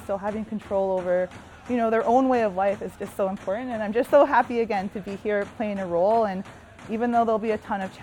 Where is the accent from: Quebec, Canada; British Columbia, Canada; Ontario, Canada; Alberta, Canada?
Alberta, Canada; Edmonton; also born or lived in Sucker Creek First Nation, Alberta; now in Northwest Territories, Canada; I was adopted straight out of my community and raised in a white urban center in the Miskwetchi Waskaigan, also known as Edmonton, Alberta